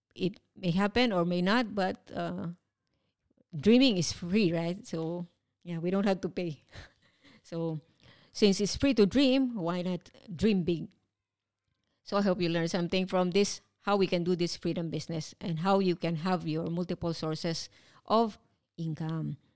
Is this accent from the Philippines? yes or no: yes; Philippines; moved away as an adult; now in Singapore; 13 years as overseas Filipino worker